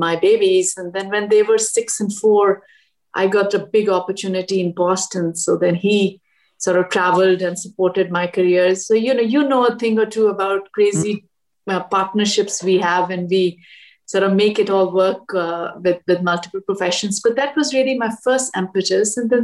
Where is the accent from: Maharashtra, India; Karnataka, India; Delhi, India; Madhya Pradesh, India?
Delhi, India; moved away as an adult; also born or lived in Washington, D.C.; now in United States; I grew up in Delhi and it was in the mid 80s